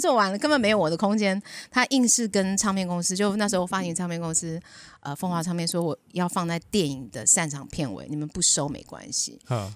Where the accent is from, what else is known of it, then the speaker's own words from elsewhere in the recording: Taoyuan, Taiwan; now in Hengchun, Taiwan; 我小时候住桃园，桃园那时候还蛮乡下